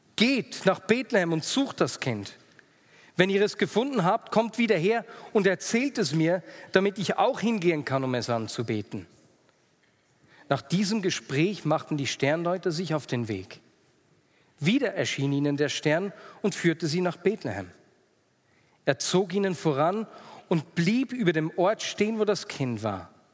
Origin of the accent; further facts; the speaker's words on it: Switzerland; Als Schweizer